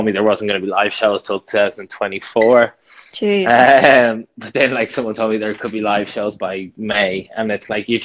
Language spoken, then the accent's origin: English; Dublin, Leinster, Ireland; I'm a nobody from Dublin